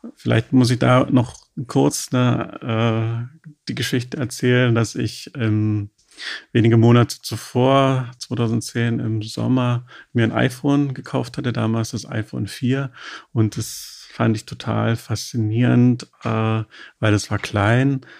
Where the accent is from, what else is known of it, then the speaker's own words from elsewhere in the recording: Dresden, Saxony, Germany; moved away as an adult; now in Berlin, Germany; ich lebe seit 1993 in Berlin. Äh, davor komme ich äh, aus Sachsen, mhm. habe in Dresden Abitur gemacht